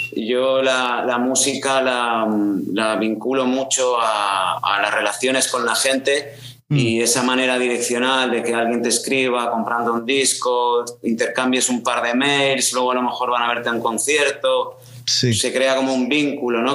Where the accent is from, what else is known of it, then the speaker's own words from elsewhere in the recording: Castellón de la Plana, Valencian Community, Spain; moved away; also born or lived in Aragon; yo nací en Castellón, pero vamos, he dado más vueltas por el mundo que, una peón